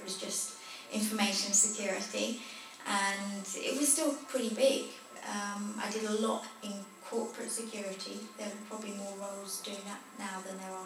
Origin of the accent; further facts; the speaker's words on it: Potters Bar, East of England, United Kingdom; in Hertfordshire, in Potters Bar.